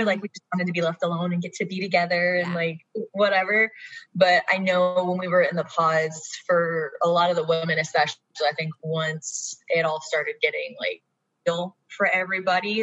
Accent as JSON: {"language": "English", "town": "Augusta", "region": "Georgia", "country": "United States", "tie": "born or raised there", "moved": "as an adult", "lives_now": "Atlanta, United States", "said": "I am uh, born and raised in Georgia, but I'm from Augusta."}